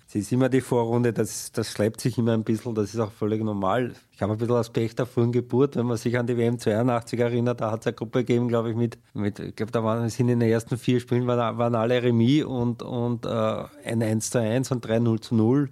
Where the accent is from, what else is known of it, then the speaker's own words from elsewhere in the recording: Austria; als Österreicher